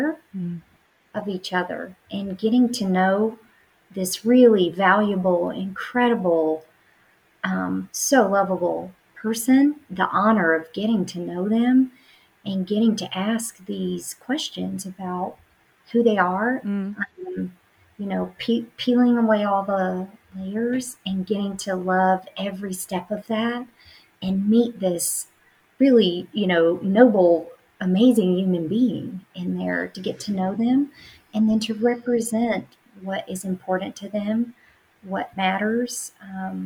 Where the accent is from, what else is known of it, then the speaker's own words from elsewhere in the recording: Atlanta, Georgia, United States; I'm from Atlanta, Georgia